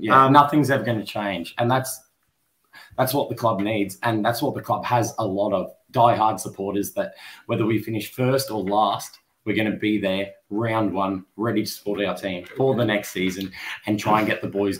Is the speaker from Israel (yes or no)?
no; Australia; it's the beauty of what I feel and a lot of Australians know as Australian sport.